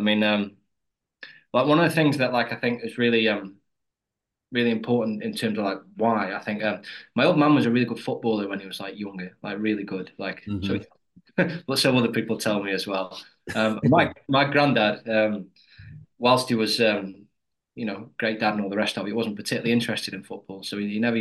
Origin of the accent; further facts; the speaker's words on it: Stoke-on-Trent, West Midlands, United Kingdom; I'm from Stoke-on-Trent. We're all from Stoke-on-Trent, like Midlands